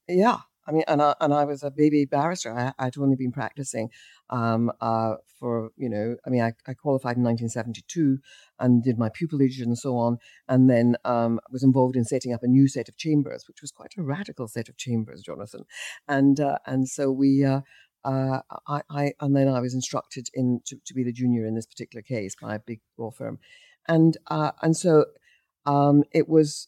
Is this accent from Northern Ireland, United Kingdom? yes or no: no; Scot, Scotland, United Kingdom; as a Scot